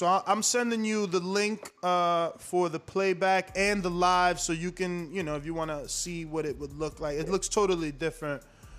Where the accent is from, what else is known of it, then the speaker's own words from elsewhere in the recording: United States; now in Florida, United States; I'm American and we're over here on in the States